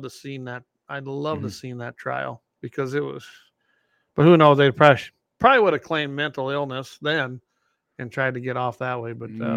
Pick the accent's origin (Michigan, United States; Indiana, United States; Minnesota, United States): Minnesota, United States; back in my days growing up in Minnesota, our zone was shotgun only, and I carried a 410.